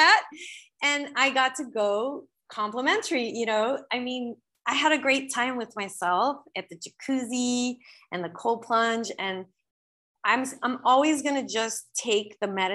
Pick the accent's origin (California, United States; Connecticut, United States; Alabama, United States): California, United States; Los Angeles; moved away; I was born in Los Angeles